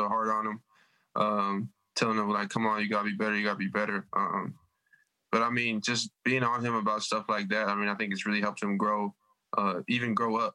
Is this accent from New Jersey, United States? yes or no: no; Minnesota, United States; moved away as an adult; I'm from Minnesota. I don't get to go home.